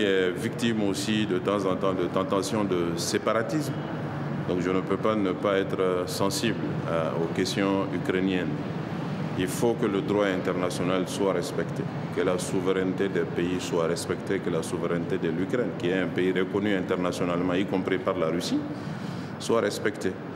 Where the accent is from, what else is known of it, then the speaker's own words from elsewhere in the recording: Mali; je suis du Mali